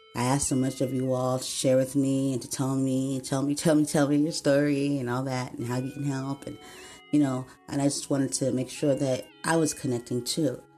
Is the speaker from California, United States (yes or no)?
yes; San Diego, California, United States; I was born right here in San Diego, California